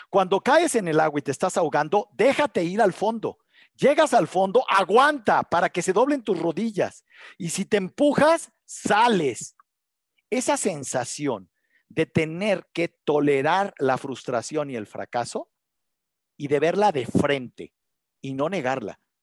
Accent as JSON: {"language": "Spanish", "country": "Mexico", "said": "aquí en México"}